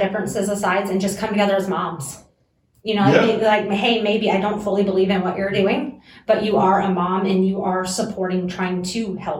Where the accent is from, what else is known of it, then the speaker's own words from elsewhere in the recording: South Carolina, United States; moved away; South Carolina.